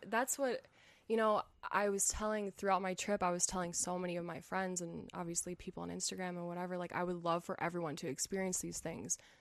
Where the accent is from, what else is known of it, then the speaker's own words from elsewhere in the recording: United States; first language English; I'm from the United States